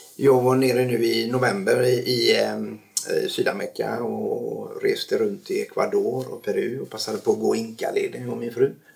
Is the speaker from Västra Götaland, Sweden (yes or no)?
yes; Stenungsund, Västra Götaland, Sweden; also born or lived in Norrland; now in Tjörn, Sweden; hamnade i Stenungsund när jag var års tioårsåldern